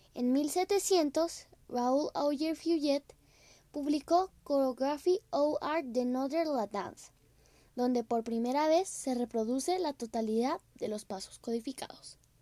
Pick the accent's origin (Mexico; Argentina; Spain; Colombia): Colombia; soy de Colombia